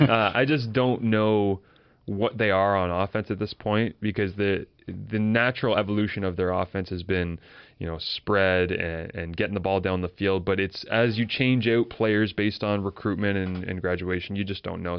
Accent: Kingston, Ontario, Canada; I grew up in Kingston

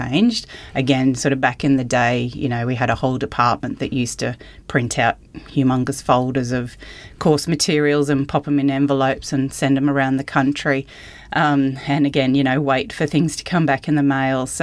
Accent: Mackay, Queensland, Australia; moved away; I grew up in Mackay on a cane farm

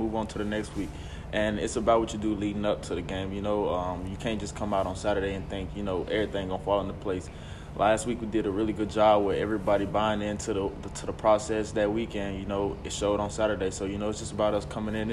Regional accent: Nashville, Tennessee, United States; this being 2 hours from my hometown, which is Nashville.

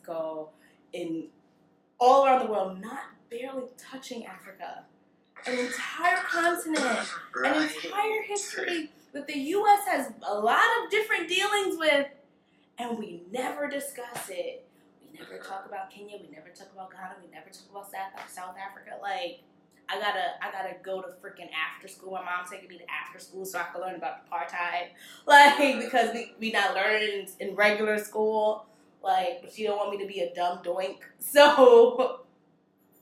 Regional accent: Panama; being Panamanian with ancestors from Jamaica and Barbados

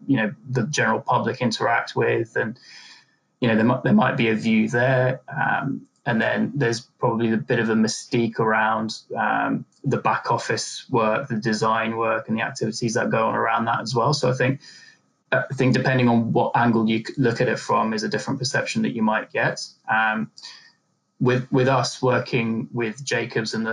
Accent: Turkey; now in United Kingdom; I'm originally from Turkey. So I was born in Turkey, my family's from Turkey.

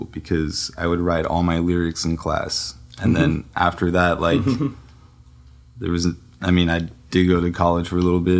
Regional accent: Salt Lake City, Utah, United States; also born or lived in Bay Area, California; now in Los Angeles, United States; I was born in the Bay Area, but I grew up in Salt Lake City

